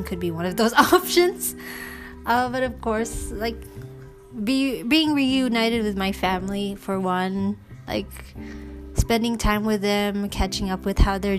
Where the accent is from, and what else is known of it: New York City, New York, United States; born or raised there; first language English; moved away as an adult; now in Philippines